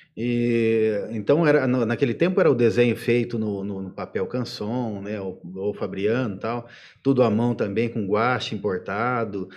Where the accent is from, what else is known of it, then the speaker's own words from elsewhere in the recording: Ibitinga, São Paulo, Brazil; eu sou daqui de, de Bitinga, né? Vim para cá pequenininho, em 72